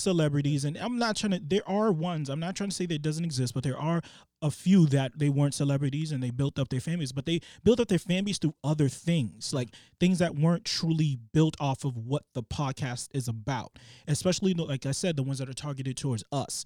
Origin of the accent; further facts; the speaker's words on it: Boston, Massachusetts, United States; growing up in Boston